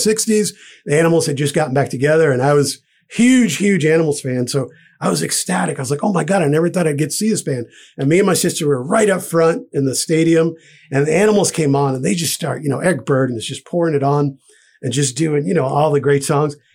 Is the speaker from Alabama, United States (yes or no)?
no; Providence, Rhode Island, United States; where I grew up in Providence in Rhode Island